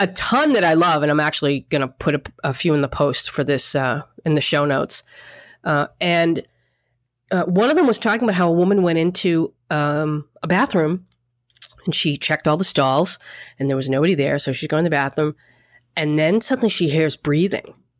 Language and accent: English; Boston, Massachusetts, United States; now in New York, United States; I'm from Boston.